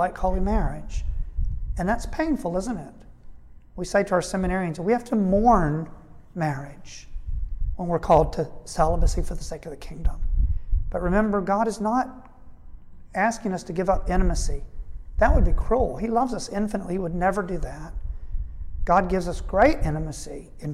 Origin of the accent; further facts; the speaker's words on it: United States; We grew up in the United States.